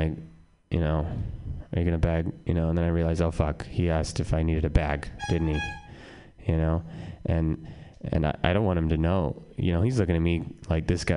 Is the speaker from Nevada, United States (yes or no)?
yes; Reno, Nevada, United States; now in San Francisco, United States; I'm from Reno, born and raised. Well, raised.